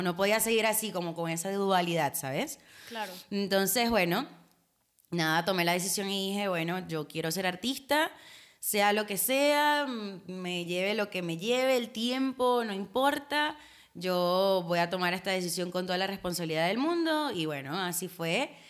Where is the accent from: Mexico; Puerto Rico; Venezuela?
Venezuela; now in Argentina; como venezolanos, o sea, sabes que nosotros crecimos con el Miss Venezuela